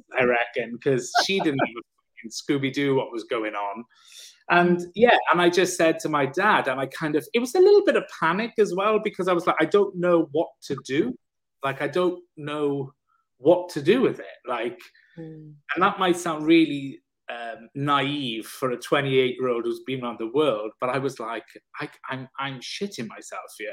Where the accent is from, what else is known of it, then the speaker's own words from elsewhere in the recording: South Wales, United Kingdom; I'm from Wales. I said, you'll never tell by the accent. I said, but I'm from South Wales.